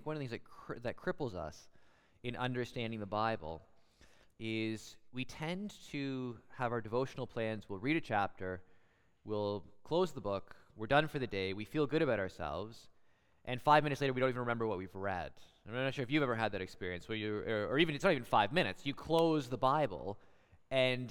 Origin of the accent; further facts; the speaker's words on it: Guelph, Ontario, Canada; I'm from Guelph